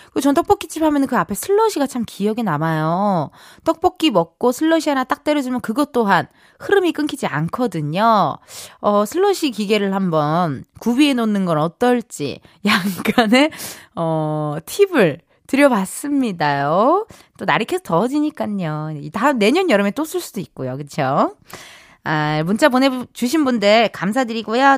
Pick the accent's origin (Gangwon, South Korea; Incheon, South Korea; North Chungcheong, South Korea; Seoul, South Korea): Incheon, South Korea; 저도 인천 출신이다 보니까요